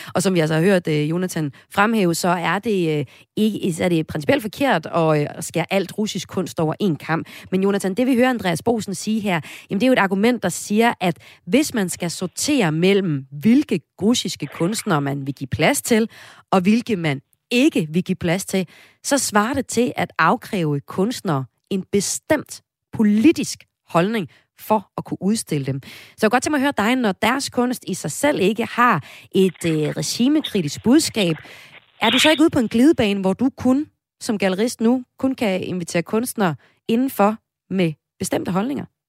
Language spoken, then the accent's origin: Danish; Denmark